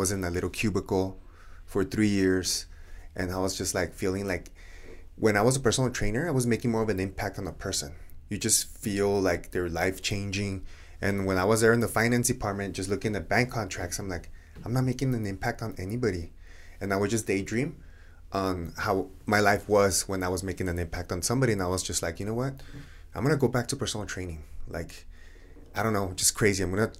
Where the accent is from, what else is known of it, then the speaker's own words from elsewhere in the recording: Ciudad Juárez, Chihuahua, Mexico; also born or lived in El Paso; I grew up in Juarez, 18 years, but I went to school here in El Paso almost all my life after third grade.